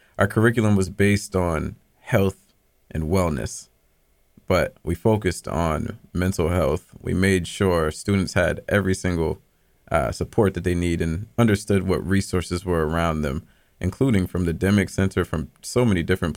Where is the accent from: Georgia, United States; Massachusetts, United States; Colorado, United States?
Massachusetts, United States; Boston; moved away as an adult; also born or lived in New York City; I'm originally from Boston. I grew up in Dorchester, literally 2 minutes away from Kelley, but I was on Columbia Road